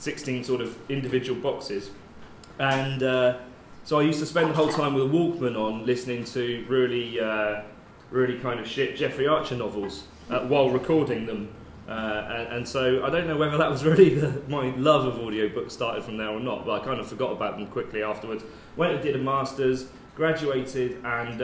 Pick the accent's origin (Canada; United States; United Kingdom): United Kingdom; Bath, South West England; also born or lived in Oxford / Bristol; I transferred to the one in Bath, which is my hometown